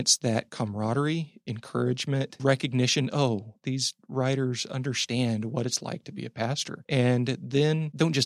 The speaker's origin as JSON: {"language": "English", "town": "Amarillo", "region": "Texas", "country": "United States", "tie": "born or raised there", "moved": "yes", "said": "my hometown of Amarillo, Texas"}